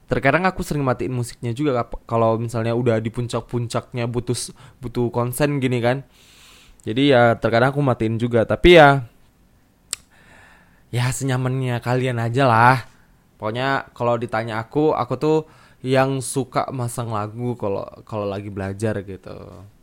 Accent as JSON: {"language": "Indonesian", "town": "Medan", "region": "North Sumatra", "country": "Indonesia", "said": "aku rencana nih aku akan balik ke ke Medan karena aku kan sebenarnya asalnya dari Medan walaupun dari Medan juga entah berapa jam lagi gitu kan. Pokoknya aku bilangnya dari Medan sih."}